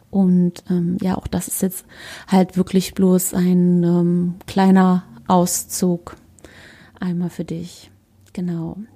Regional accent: Berlin, Germany; ich bin 32, ich komme aus Berlin und ich bin ganzheitlicher Coach.

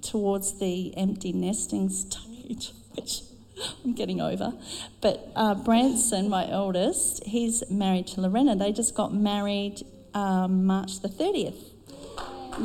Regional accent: South Australia, Australia; moved away; I'm from South Australia

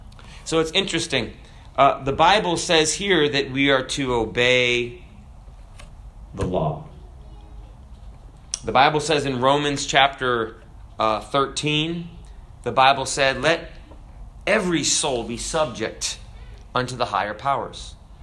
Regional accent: Kenya; born there; and I was born in Africa, so I could have been a citizen of Kenya.

